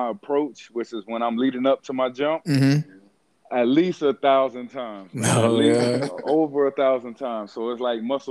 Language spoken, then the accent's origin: English; Fayetteville, North Carolina, United States; born there; also born or lived in Germany / Chicago / Colorado / Texas; now in Florida, United States; Man, so I was born in Fort Bragg, North Carolina, Fayetteville.